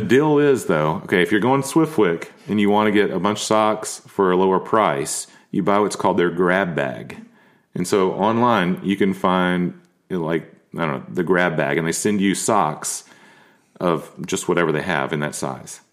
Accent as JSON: {"language": "English", "town": "Nashville", "region": "Tennessee", "country": "United States", "tie": "born or raised there", "said": "growing up in Nashville, there's a code here"}